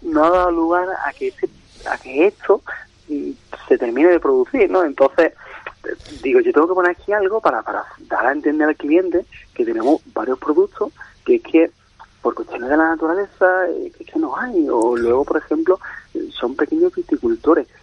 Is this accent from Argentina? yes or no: no; Málaga, Andalusia, Spain; moved away; yo digo que soy andaluz malagueño